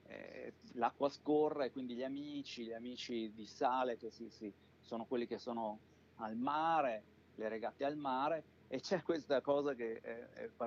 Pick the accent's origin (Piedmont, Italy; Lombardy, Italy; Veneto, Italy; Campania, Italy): Lombardy, Italy; Mantua; Sono originario di Mantova ed è un posto con dei piccoli laghi